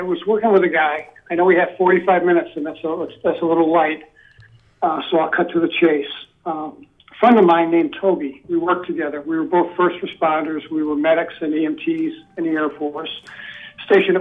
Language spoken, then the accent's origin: English; St. Louis, Missouri, United States; moved away; I grew up in St. Louis City.